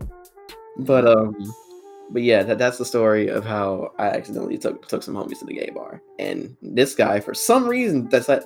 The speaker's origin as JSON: {"language": "English", "region": "Georgia", "country": "United States", "said": "I'm from Georgia"}